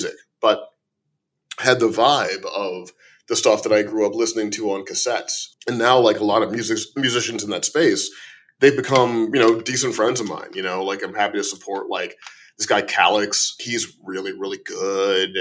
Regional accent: St. Louis, Missouri, United States; also born or lived in Chicago, Illinois; I was born in Chicago, don't remember much of it. I grew up in St. Louis, Missouri

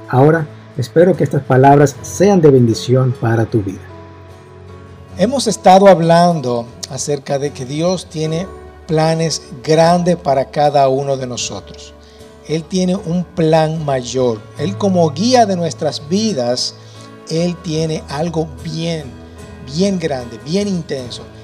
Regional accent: Dominican Republic; yo nací en República Dominicana

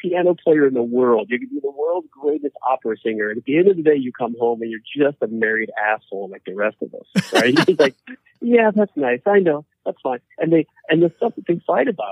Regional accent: Wyoming, United States; moved away; I grew up in Wyoming.

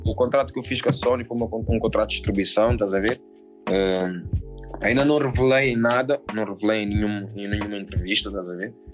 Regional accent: Portugal; eu nasci em Portugal, estás a ver, mano? Os meus pais são cabo-verdianos

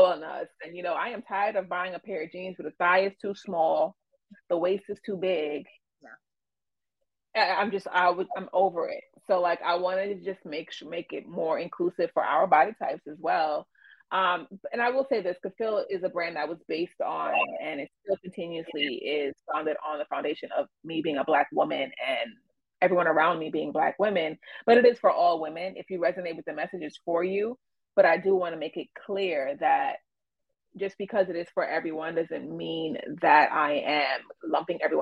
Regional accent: New York City, New York, United States; growing up in the Bronx

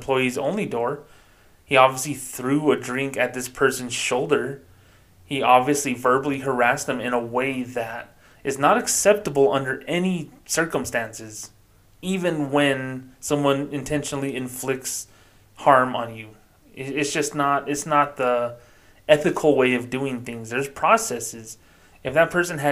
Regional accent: United States; also born or lived in New Mexico; I was born in America.

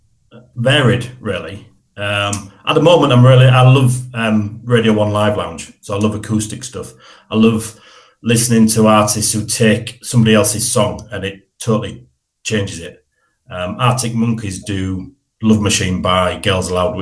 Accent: Hull, Yorkshire and the Humber, United Kingdom; I was brought up in Brandsham. So I was born and bred in Brandsham.

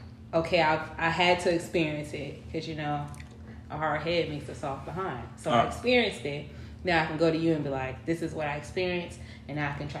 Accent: Camden, New Jersey, United States; now in South Carolina, United States; I'm originally from Camden, New Jersey. But I currently reside in South Carolina. I don't know if I said I'm 22.

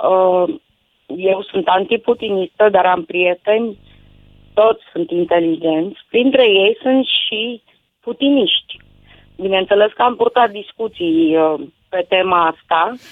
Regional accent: Romania; Bine, eu sunt român

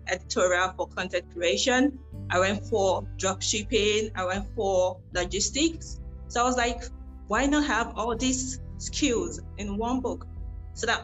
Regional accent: Nigeria; I started from Africa as a Nigerian.

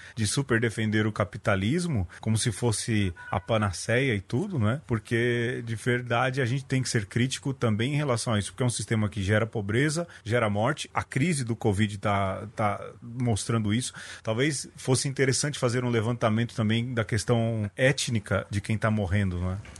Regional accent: São Paulo, Brazil; eu nasci no Jardim Brasil

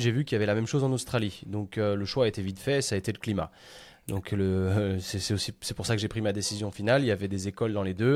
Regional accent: France; moved away as an adult; en tant que bon petit français

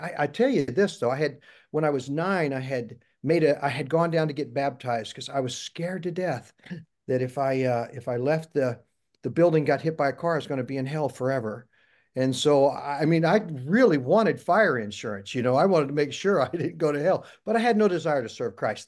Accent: Jackson County, Missouri, United States; I was born and raised in Jackson County, Missouri

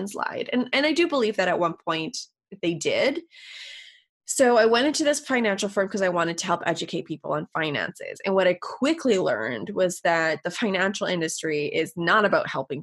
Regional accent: Canada; I'm Canadian, so college and university are a little bit different here

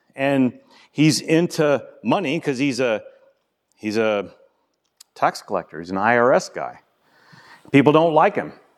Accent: the South, United States; I'm from the South

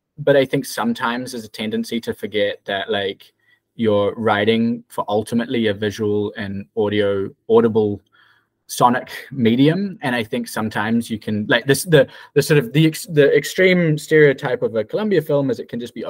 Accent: New Zealand; moved away as an adult; now in New York, United States; So I'm from New Zealand. Well, mostly New Zealand originally

